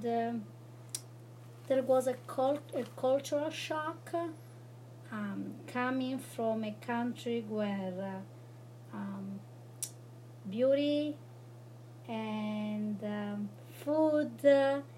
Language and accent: English; Italy; moved away as an adult; also born or lived in North Italy / South Italy; now in Michigan, United States; born in North Italy, but I lived in South Italy